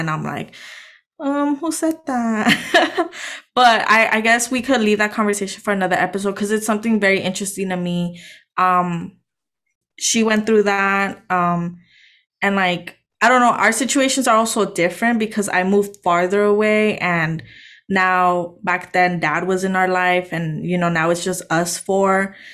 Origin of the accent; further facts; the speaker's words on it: Los Angeles, California, United States; moved away as an adult; now in San Francisco Bay Area, United States; it's nothing like the city that I grew up in.